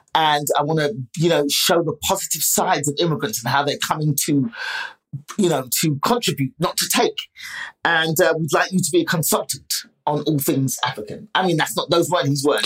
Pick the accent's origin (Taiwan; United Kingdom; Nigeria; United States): United Kingdom; England; my parents met in England, had us